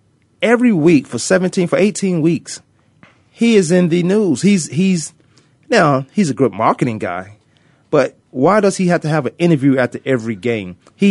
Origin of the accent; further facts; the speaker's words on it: Virginia, United States; I'm growing up in Virginia